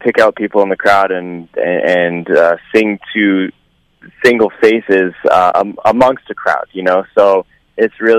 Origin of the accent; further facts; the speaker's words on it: Vancouver, British Columbia, Canada; my hometown, Vancouver